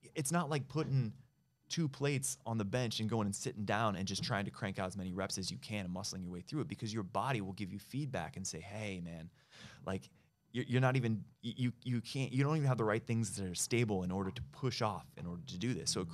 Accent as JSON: {"language": "English", "town": "Ojai", "region": "California", "country": "United States", "tie": "born or raised there", "also_born_or_lived": "Bay Area", "lives_now": "Los Angeles, United States", "said": "I was born in L.A. Uh, I went to high school in a small town up the coast called Ojai"}